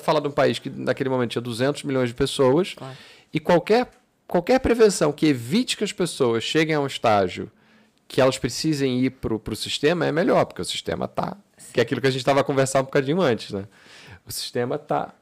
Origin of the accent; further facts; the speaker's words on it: Brazil; moved away as an adult; now in Portugal; eu cresci no Brasil, eu cresci com, com certas coisas que eram muito claras